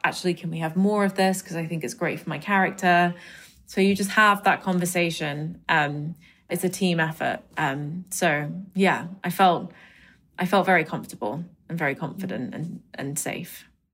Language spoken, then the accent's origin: English; London, United Kingdom; My parents, you know, being Indian and coming to London and raising me and my brother